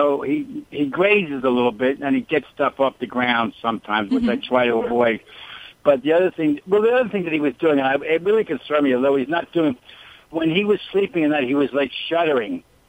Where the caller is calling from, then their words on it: Newport Beach, California, United States; Well, I'm actually in Newport Beach, California at the moment.